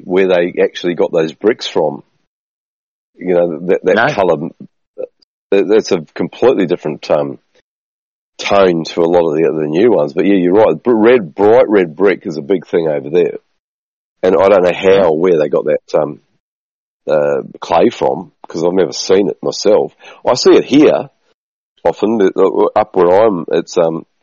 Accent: New Zealand; moved away; So where I grew up in New Zealand

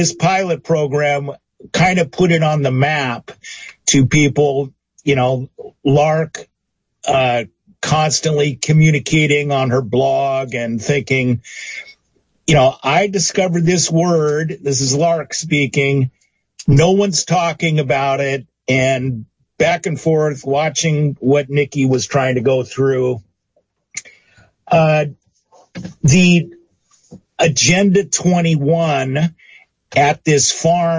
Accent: Seattle, Washington, United States; I'm from Seattle.

